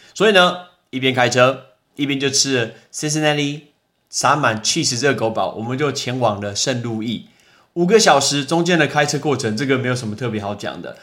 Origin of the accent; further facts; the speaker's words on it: Taoyuan, Taiwan; 我们来自于台湾的桃园的两个人